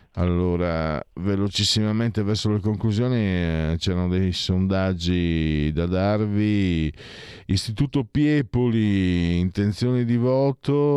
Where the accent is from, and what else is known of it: Friuli-Venezia Giulia, Italy